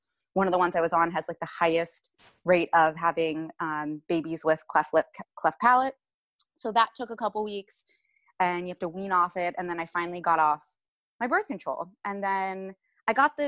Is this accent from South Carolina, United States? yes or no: no; Cincinnati, Ohio, United States; moved away as an adult; now in Yardley, United States; I'm from Cincinnati, Ohio